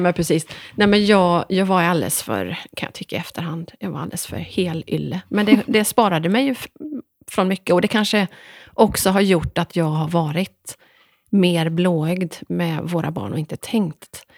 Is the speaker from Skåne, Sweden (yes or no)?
no; Dalsland, Västra Götaland, Sweden; två dalslänningar